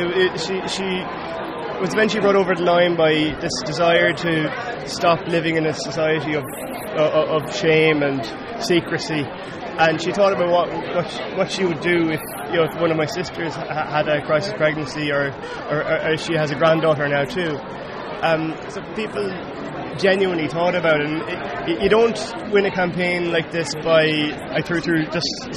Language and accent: English; Mayo, Connacht, Ireland; now in Dublin, Ireland; I'm from the west of Ireland, I'm from Mayo